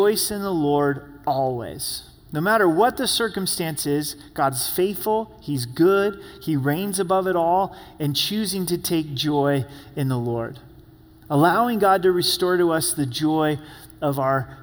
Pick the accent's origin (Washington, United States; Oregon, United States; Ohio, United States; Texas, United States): Oregon, United States; I'm from Oregon